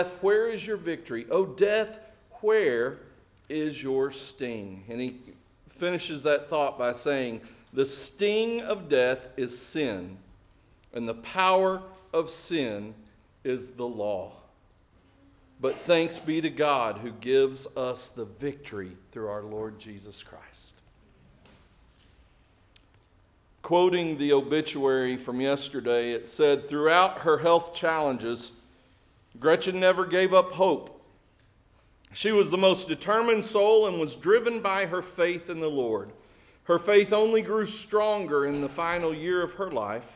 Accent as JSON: {"language": "English", "town": "Springdale", "country": "United States", "tie": "born or raised there", "said": "my hometown, which is just south of here, Springdale"}